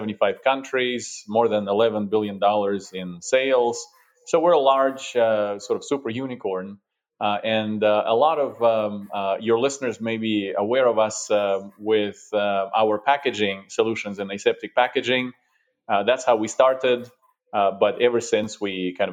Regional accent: Russia; also born or lived in Europe; now in United States; I'm originally from Russia

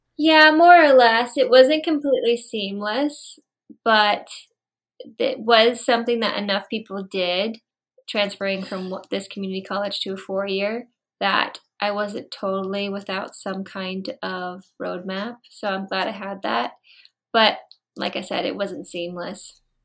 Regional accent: Florida, United States; moved away as an adult; also born or lived in Vancouver; I'm originally from Florida, so I worked in Florida, And then I moved to Vancouver

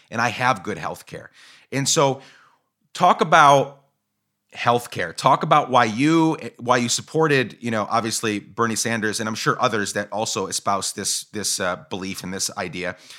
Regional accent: Guatemala; moved away; also born or lived in Seattle area, Washington, United States; I grew up in Guatemala

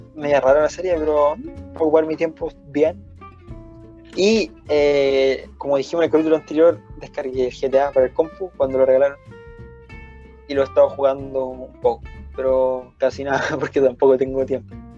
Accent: Santiago, Santiago Metropolitan Region, Chile; nosotros somos de Santiago

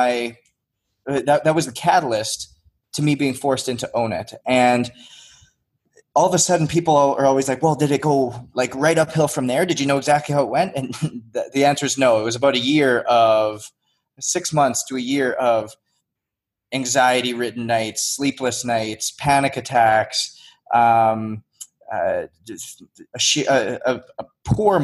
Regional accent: Northwest Canada, Canada; moved away as an adult; I grew up in Northwest Canada. I came down on a hockey scholarship when I was 19 years old

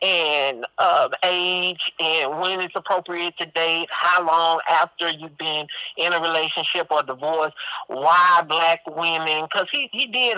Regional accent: Dallas, Texas, United States; I'm 51 years old. I am originally from Dallas, born and raised.

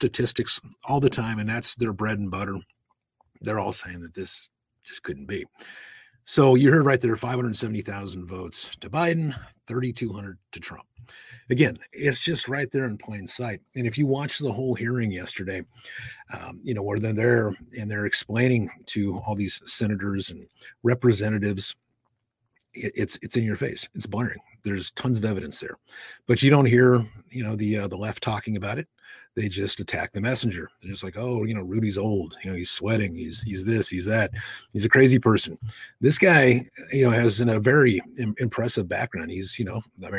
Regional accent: Nevada, United States; in my home state of Nevada

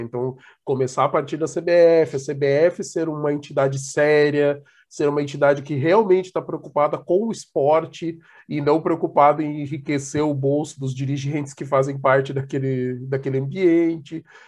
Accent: Brazil; como nós brasileiros

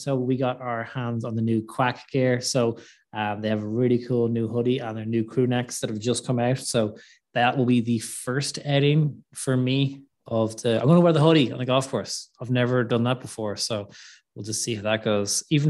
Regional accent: Ireland; Or is that just a little bit of, you're Irish, I'm Irish?

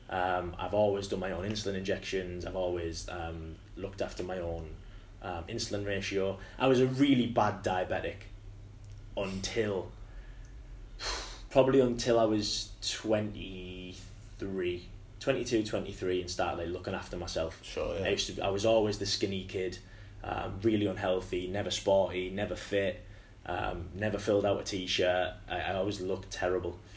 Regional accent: Hartlepool, North East England, United Kingdom; So yeah, like growing up in Hartlepool's a bit rough.

